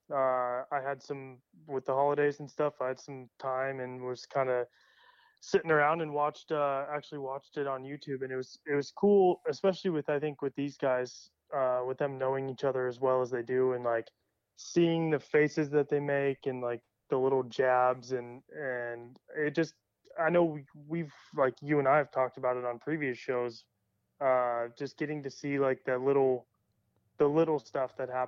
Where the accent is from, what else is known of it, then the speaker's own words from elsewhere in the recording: Colorado, United States; also born or lived in California; I'm from Colorado and California, so I have no idea when I hear that.